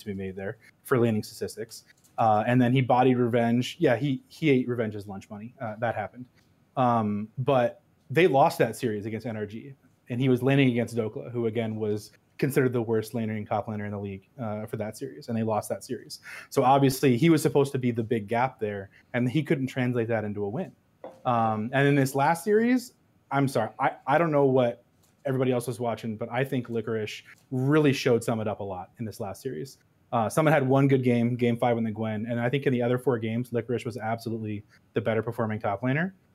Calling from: Des Moines, Iowa, United States; I'm calling from Des Moines, Iowa.

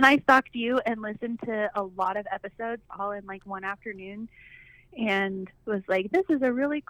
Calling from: Brevard, North Carolina, United States; I'm from Brevard, North Carolina. Oh. So right in the middle of the mountains, western North Carolina.

